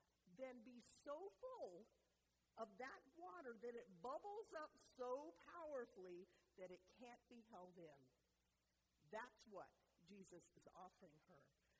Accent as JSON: {"language": "English", "region": "North Carolina", "country": "United States", "also_born_or_lived": "Arizona", "moved": "as an adult", "said": "I went to Arizona State University my first 2 years, and I moved there from North Carolina. So I used to talk just like this, so I can do it anytime I want. So imagine a southern girl"}